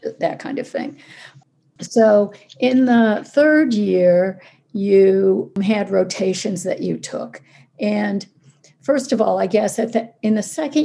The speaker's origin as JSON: {"language": "English", "town": "Ithaca", "region": "New York", "country": "United States", "tie": "born or raised there", "said": "I grew up in Ithaca where I live now"}